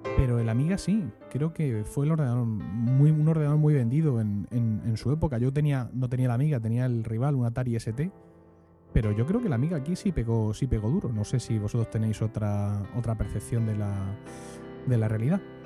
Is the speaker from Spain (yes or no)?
yes; Region of Murcia, Spain; accent: Murcian; nuestro acento murciano